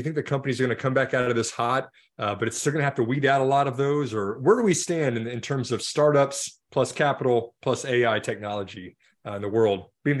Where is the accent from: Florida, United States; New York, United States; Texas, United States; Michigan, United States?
Texas, United States; And I was from Texas, you know, it was very hot.